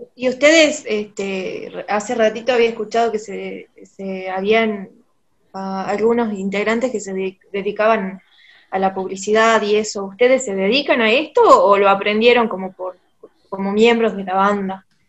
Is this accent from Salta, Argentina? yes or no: yes; Salta, Argentina; nosotros somos No de la provincia de Salta, de Argentina